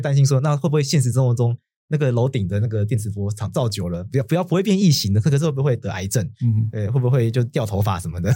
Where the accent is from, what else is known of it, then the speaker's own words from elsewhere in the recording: Taitung County, Taiwan; 我们老家在台东嘛